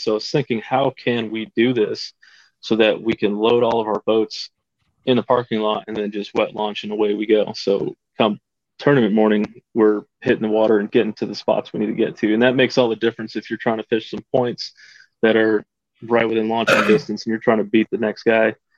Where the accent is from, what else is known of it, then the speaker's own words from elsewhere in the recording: Caldwell, Idaho, United States; I'm from Caldwell, Idaho, just on the outskirts of uh, Boise